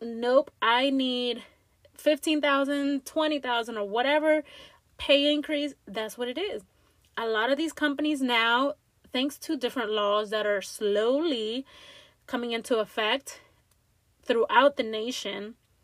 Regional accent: Langley Park, Maryland, United States; little old Latina girl from growing up in Langley Park, Maryland, with immigrant parents

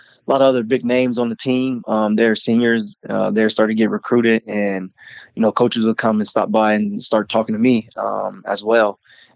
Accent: Bakersfield, California, United States; moved away; In Bakersfield, California. I'm born and raised.

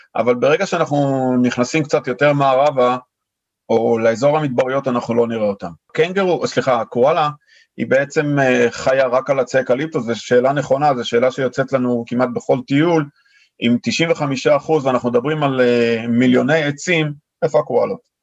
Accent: Israel; moved away as an adult; now in Sydney, Australia; אנחנו באים מישראל

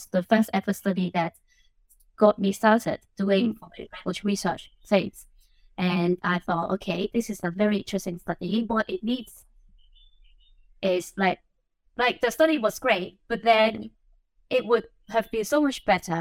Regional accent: Hong Kong; English is a second language; moved away; I was born and I grew up in Hong Kong

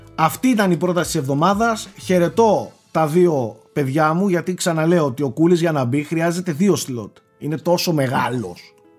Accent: Greece; ως Έλληνες

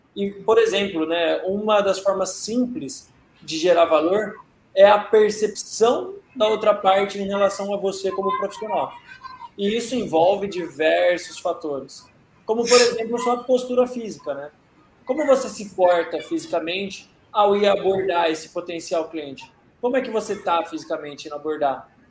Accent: Brazil; a gente é brasileiro

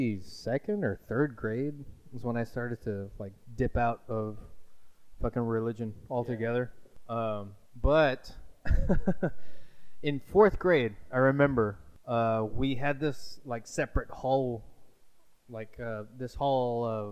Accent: Rio Grande Valley, Texas, United States; we're all from the Valley

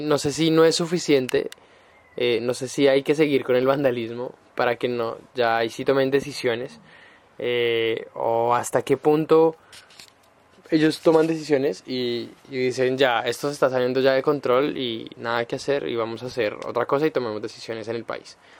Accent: Bogotá, Colombia; now in Santiago, Chile; yo que soy colombiano y en Bogotá no tenemos metro

